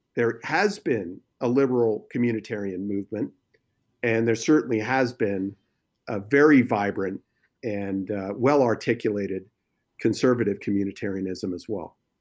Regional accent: New Jersey, United States; moved away as an adult; also born or lived in New York; now in California, United States; I was born in New York and, and grew up in New Jersey, so, and obviously we've been out here in California now for about fifteen years.

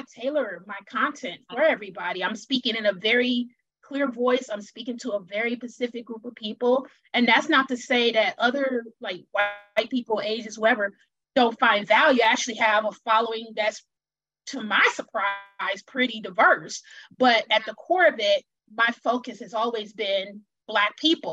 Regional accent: Wisconsin, United States; I'm originally from Wisconsin

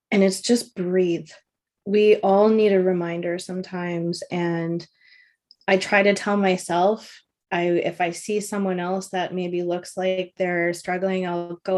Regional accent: Toronto, Ontario, Canada; now in Vancouver, Canada; I came from Toronto, Ontario, and um, I was working for a stencil manufacturing company, just doing accounting and, and bookkeeping.

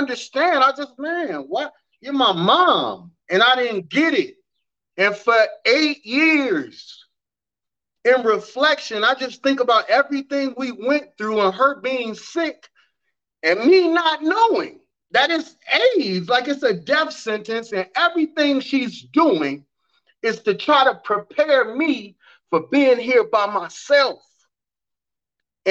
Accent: Evanston, Illinois, United States; Evanston, Illinois is where I was born and raised

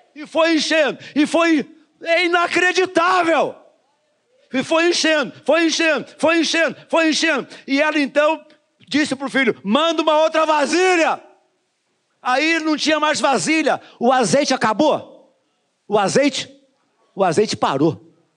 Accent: Duque de Caxias, Rio de Janeiro, Brazil; Eu sou nascido e criado no Jardim Metrópolis

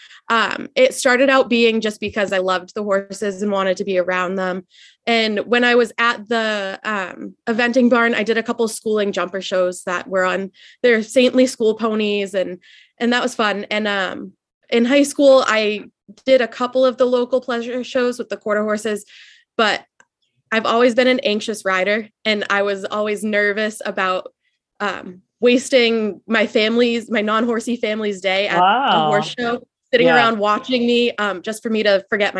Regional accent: Methuen, Massachusetts, United States; So I grew up in Massachusetts. I've lived in Methuen, Mass, right on the New Hampshire border my whole life.

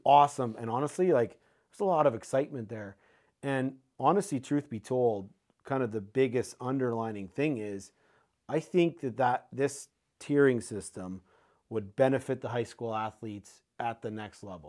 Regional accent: Canada; also born or lived in Saskatoon, Saskatchewan; I experienced it as a Canadian in Saskatoon

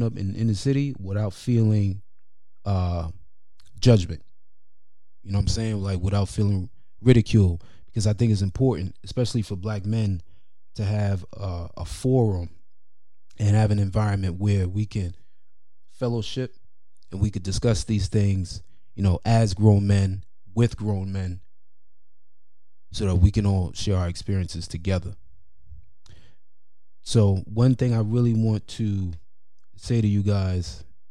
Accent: New York City, New York, United States; growing up in New York City, especially in the 90s

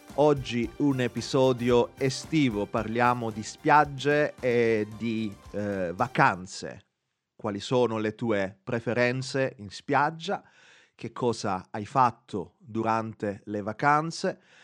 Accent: Gela, Sicily, Italy; moved away; per me andare in Sicilia significa tornare a casa a Gela

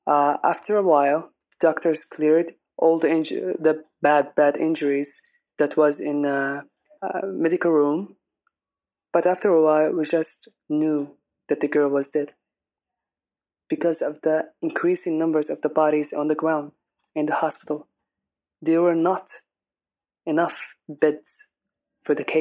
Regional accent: Aden, Yemen; I'm an English singer from Aden

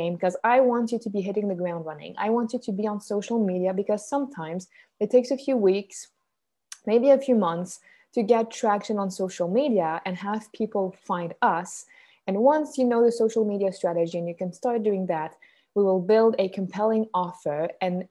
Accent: Switzerland; accent: Swiss; first language French; English is a second language; I'm Swiss. That's where the accent comes from. My mother tongue is French, but my mom is Canadian though

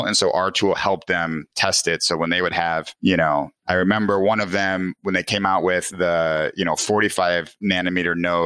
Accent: Des Plaines, Illinois, United States; I grew up in Chicago, in the suburbs, Des Plaines, right next to O'Hare

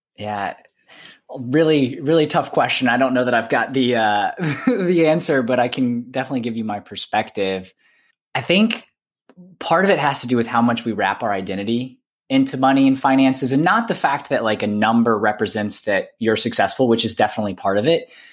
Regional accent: Alabama, United States; I'm from Alabama

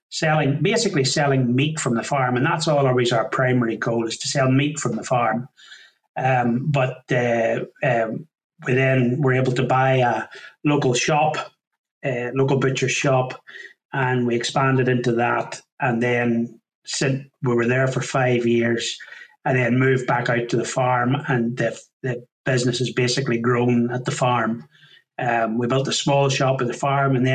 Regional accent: County Down, Northern Ireland, United Kingdom; moved away as an adult; now in Lanarkshire, United Kingdom; as you can tell by the accent, not originally from these parts, originally from County Down in Northern Ireland.

